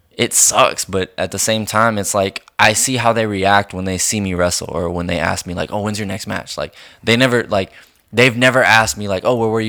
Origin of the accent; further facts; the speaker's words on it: Colorado City, Texas, United States; my hometown, which is Colorado City